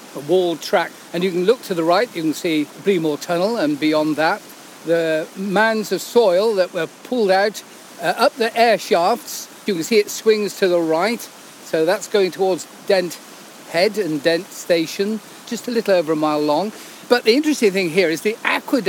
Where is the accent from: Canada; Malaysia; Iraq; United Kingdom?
United Kingdom; Cotswolds, South West England; I come from the Cotswolds